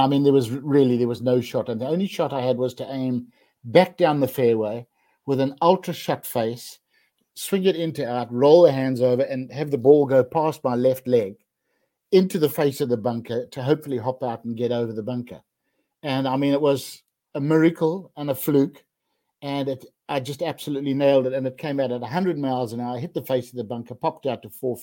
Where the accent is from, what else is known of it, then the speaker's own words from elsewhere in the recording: Bulawayo, Zimbabwe; I grew up in Bulawayo, in Rhodesia it was then